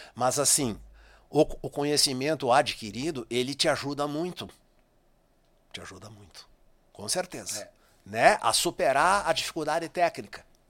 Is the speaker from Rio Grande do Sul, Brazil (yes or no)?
yes; Marcelino Ramos, Rio Grande do Sul, Brazil; moved away; Marcelino Ramos, minha terra natal.